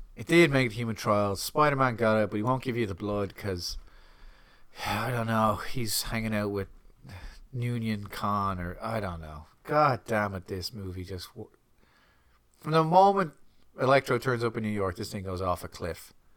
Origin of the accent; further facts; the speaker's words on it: Ireland; as an Irishman